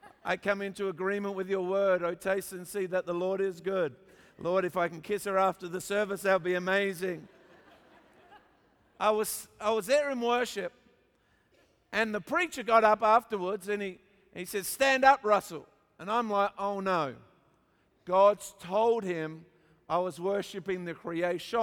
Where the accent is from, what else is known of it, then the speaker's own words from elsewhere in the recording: Australia; also born or lived in Papua New Guinea; And so there I was born in Papua New Guinea, actually. I know I don't look like I'm born in Papua New Guinea, but I was. And then we came back to Australia